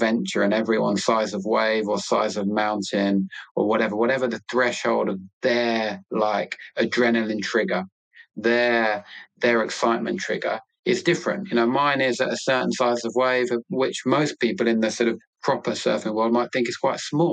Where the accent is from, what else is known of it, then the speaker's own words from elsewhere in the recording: London, United Kingdom; moved away as an adult; now in Cornwall, United Kingdom; I'm a Londoner born and bred, an Arsenal fan. I'll always be a Londoner, but I will now always live in Cornwall